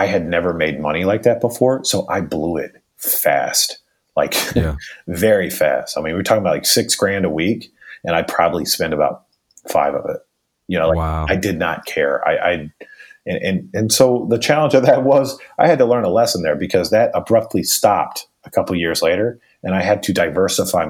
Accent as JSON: {"language": "English", "town": "Raleigh", "region": "North Carolina", "country": "United States", "tie": "born or raised there", "said": "I grew up pretty much in Raleigh, North Carolina"}